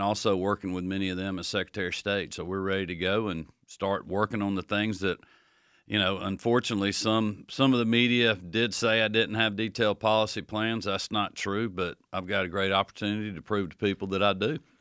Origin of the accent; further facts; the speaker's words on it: Athens, Georgia, United States; growing up in Athens